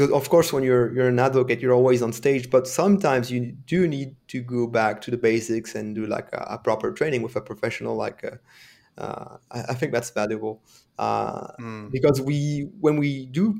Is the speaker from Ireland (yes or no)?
no; France; first language French; English is a second language; And English is not my first language. I'm French, so I'm a French speaker.